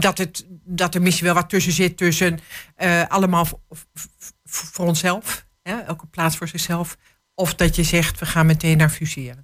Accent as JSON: {"language": "Dutch", "town": "Hengelo", "region": "Overijssel", "country": "Netherlands", "said": "ik ben echt een Hengeloze, maar ehm, ik ben ook Twentse, Nederlandse"}